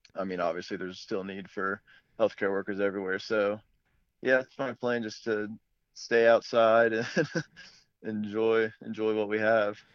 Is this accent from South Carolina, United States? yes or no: yes; Fort Mill, South Carolina, United States; moved away as an adult; I'm originally from Fort Mill, South Carolina, which is just outside of Charlotte